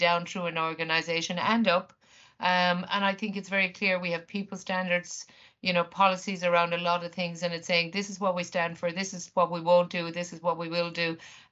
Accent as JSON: {"language": "English", "country": "Ireland"}